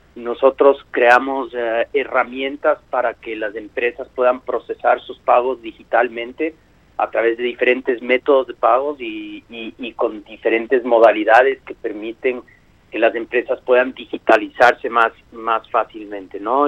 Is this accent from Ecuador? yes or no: yes; Ecuador; yo y mis socios somos de Ecuador originalmente, y Kuski es una palabra de, uso cotidiano en mi país